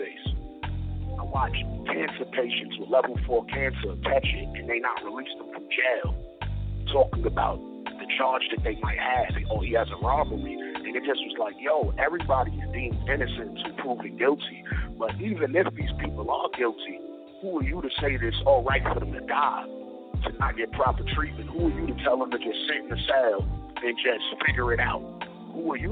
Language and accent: English; New York City, New York, United States; I'm from East New York, Brooklyn